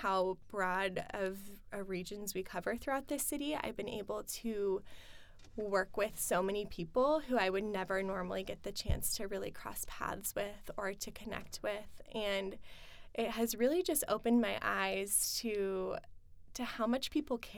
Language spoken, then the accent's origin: English; Kearney, Nebraska, United States; moved away as an adult; also born or lived in Lincoln, Nebraska; now in Omaha, United States; I grew up in Kearney